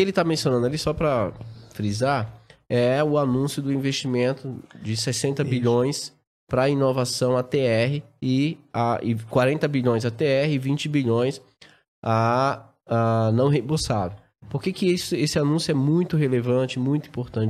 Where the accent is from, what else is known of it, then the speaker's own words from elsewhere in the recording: Araci, Bahia, Brazil; also born or lived in Salvador, Brazil; nasci em Salvador e logo novinho fui morar no interior, né? no sertão nordestino. É uma cidade chamada Araci